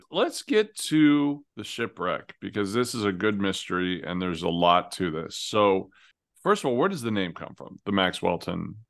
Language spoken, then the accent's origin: English; Washington, United States; I grew up not on Whidbey, but I did grow up in the region